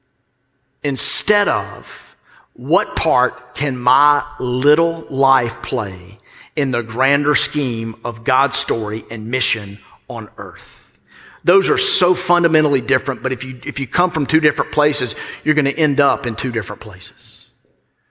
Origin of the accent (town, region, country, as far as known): the South, United States